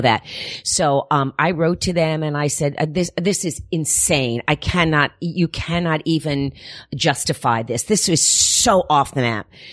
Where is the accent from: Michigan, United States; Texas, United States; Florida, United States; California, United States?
Florida, United States; Miami; moved away; also born or lived in Paterson, New Jersey; was raised in Miami, Florida